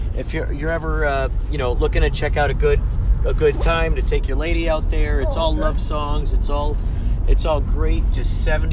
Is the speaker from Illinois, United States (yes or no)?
yes; Chicago, Illinois, United States; now in San Diego, United States; I'm from the Chicagoland area